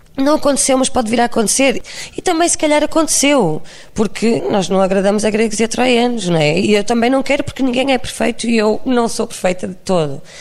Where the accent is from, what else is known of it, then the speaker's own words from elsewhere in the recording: Barcelos, Braga, Portugal; eu sou de Barcelos